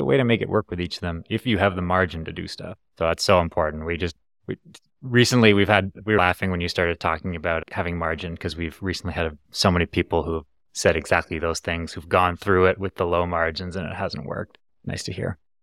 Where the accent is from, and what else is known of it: Canada; born or raised there